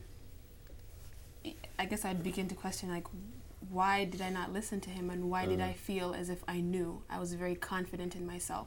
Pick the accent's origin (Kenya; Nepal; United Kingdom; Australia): Kenya; now in United States; I'm originally from Kenya